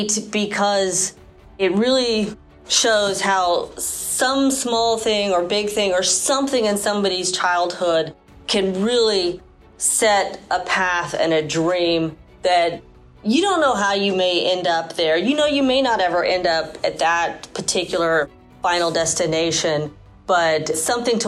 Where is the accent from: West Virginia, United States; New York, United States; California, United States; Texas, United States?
Texas, United States; Houston; I was born and raised in Houston, and so I did grow up with the space program